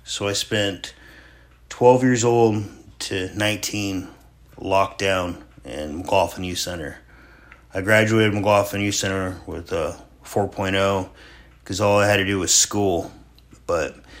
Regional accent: Sterling, Alaska, United States; born or raised there; also born or lived in Homer, Alaska

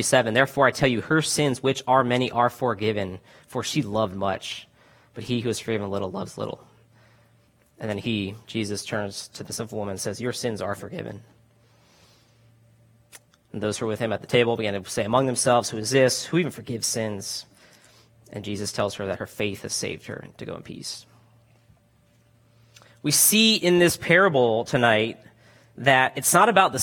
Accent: Florida, United States; now in California, United States; I'm from Florida originally. Went to Florida State

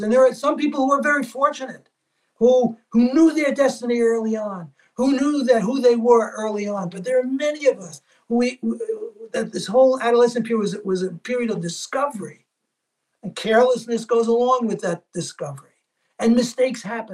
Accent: New York City, New York, United States; I grew up in Little Italy

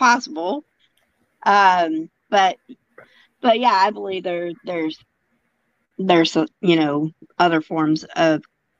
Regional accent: Colorado, United States; we're from Colorado.

